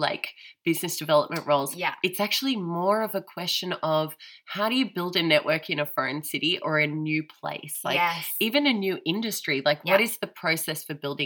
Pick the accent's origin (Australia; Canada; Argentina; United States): Australia; now in Germany; I'm Australian